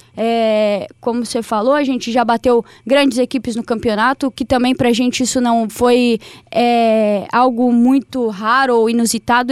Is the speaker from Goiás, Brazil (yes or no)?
no; interior of Santa Catarina, Brazil; Eu sou do interior de Santa Catarina